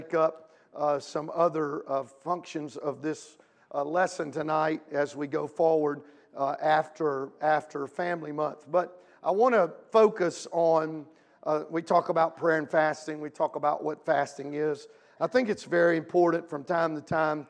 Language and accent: English; Louisiana, United States; now in Midwest, United States; I'm from Louisiana